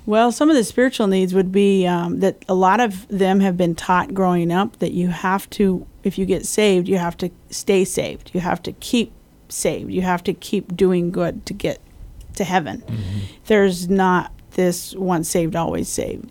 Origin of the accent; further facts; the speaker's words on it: Colorado, United States; moved away as an adult; also born or lived in Springfield, Missouri; now in Guam; I grew up in Colorado